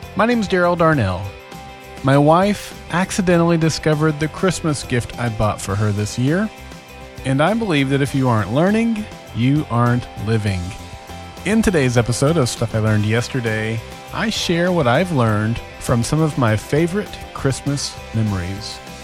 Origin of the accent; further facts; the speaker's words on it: Oklahoma, United States; my home state of Oklahoma